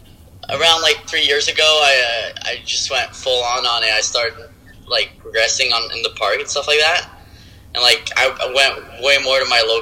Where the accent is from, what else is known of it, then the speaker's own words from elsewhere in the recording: Quebec, Canada; I'm from Quebec, Canada.